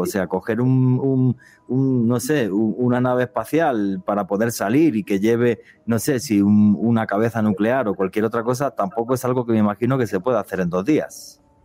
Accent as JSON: {"language": "Spanish", "country": "Spain", "moved": "yes", "lives_now": "Colombia", "said": "lo digo como europeo, porque yo lo viví a finales de los años 70 en España"}